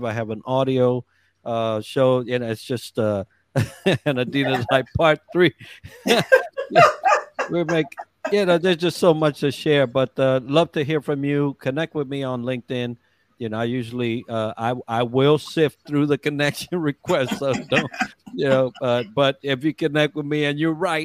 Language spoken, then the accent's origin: English; New York City, New York, United States; I was raised in the Bronx.